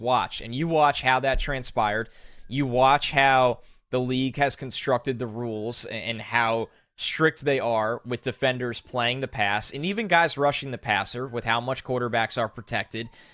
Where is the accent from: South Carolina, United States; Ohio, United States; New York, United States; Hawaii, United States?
New York, United States; I grew up in New York